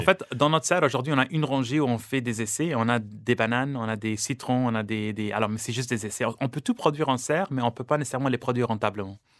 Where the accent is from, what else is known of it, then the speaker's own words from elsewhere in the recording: Lebanon; now in Canada; je suis libanais d'origine et au Liban, j'ai vécu dans le monde de l'agriculture.